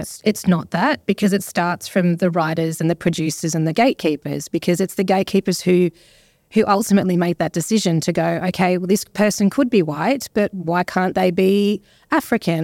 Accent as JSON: {"language": "English", "country": "Australia", "tie": "born or raised there", "also_born_or_lived": "England / Papua New Guinea / Melbourne", "said": "we moved to Australia when I was eight"}